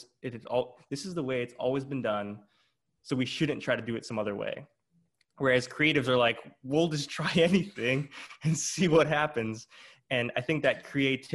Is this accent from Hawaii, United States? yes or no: yes; Hawaii, United States; moved away; also born or lived in Big Island; I'm born and raised in Hawaii